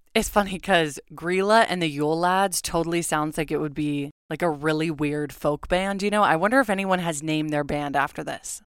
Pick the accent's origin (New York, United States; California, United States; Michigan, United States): California, United States; Southern; now in Oregon, United States; Growing up in Southern California